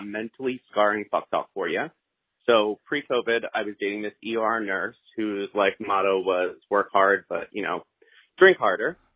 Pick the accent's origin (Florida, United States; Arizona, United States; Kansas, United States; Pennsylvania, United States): Pennsylvania, United States; Philadelphia; I'm from Philly